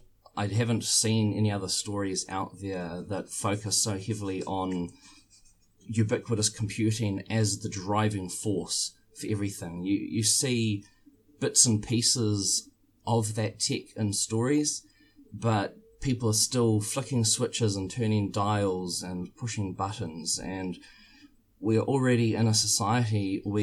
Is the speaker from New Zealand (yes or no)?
yes; New Zealand; I'm from New Zealand